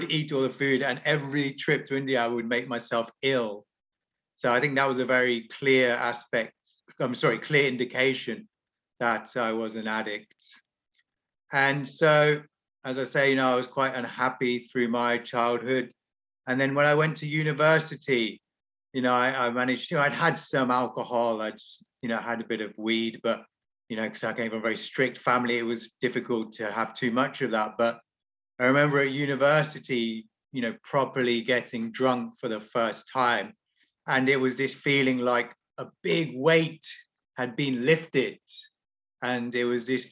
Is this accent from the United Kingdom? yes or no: yes; English countryside, England, United Kingdom; I grew up in the English countryside